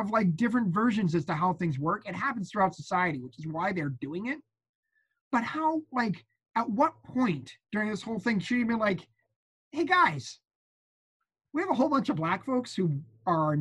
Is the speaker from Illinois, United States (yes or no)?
no; Winchester, Massachusetts, United States; I grew up in Winchester, Massachusetts.